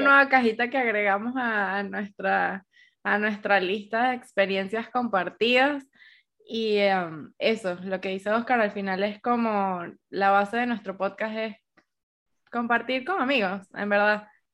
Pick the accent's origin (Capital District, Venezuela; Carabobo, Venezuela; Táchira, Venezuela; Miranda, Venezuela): Capital District, Venezuela; Caracas; moved away as an adult; now in Bogotá, Colombia; somos cuatro amigas y las cuatro somos venezolanas, pero, por ejemplo, ninguna de ellas es de Caracas.